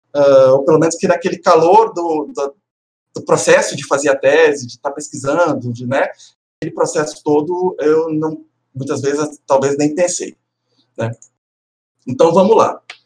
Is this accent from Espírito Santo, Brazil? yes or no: yes; Minas Gerais / Espírito Santo, Brazil; moved away as an adult; also born or lived in Vitória, Brazil; now in Porto Alegre, Brazil; eu sou mineiro capixaba